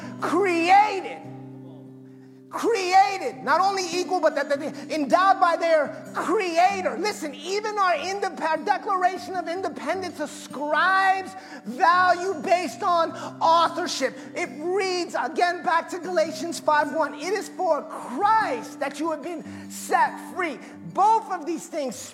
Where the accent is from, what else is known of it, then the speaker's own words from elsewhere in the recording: Massachusetts, United States; I'm Puerto Rican by birthright, which, by the way, makes me American, because Puerto Rico's a part of America. And but I was born in Massachusetts.